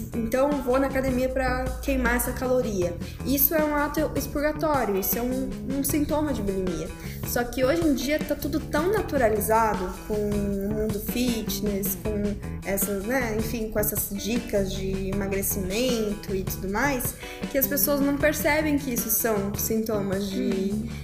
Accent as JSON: {"language": "Portuguese", "town": "Campinas", "region": "São Paulo", "country": "Brazil", "moved": "as an adult", "lives_now": "São Paulo, Brazil", "said": "quando eu vim para São Paulo, que eu sou de Campinas, comecei a morar sozinha e, né, nos meus 18 anos"}